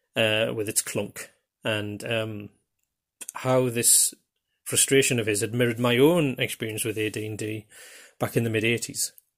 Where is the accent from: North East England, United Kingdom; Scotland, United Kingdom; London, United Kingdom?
North East England, United Kingdom; Geordie; accent: Geordie; I'm actually a Geordie from the northeast of England.